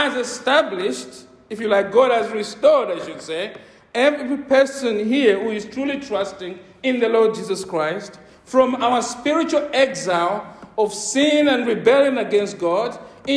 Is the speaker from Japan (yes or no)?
no; Mufulira, Copperbelt Province, Zambia; also born or lived in Luapula Province, Zambia; now in United Kingdom; the places where I grew up in Mufulira, the school I attended